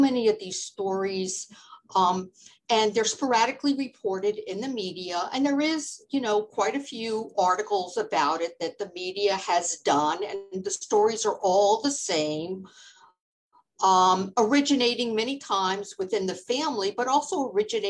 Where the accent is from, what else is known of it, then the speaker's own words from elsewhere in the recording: Florida, United States; moved away as an adult; also born or lived in New York; I grew up in Florida and I had moved to New York